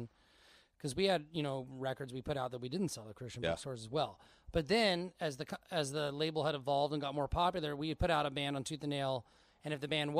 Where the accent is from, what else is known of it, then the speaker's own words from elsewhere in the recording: Portland, Oregon, United States; I grew up in Portland, Oregon